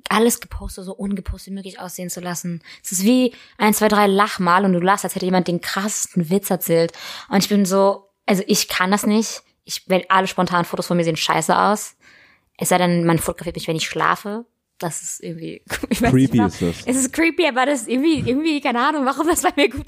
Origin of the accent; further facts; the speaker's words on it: Berlin, Germany; ich komme aus Berlin